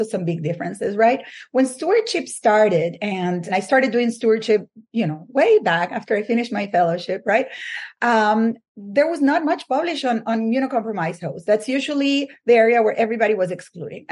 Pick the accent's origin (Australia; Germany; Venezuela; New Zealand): Venezuela; English is a second language; moved away as an adult; now in United States; I grew up in Venezuela